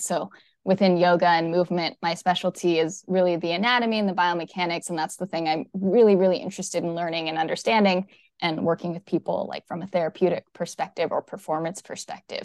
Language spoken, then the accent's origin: English; Redmond, Washington, United States; also born or lived in Seattle; now in Kingston, United States; I was born here in the Seattle area, in Redmond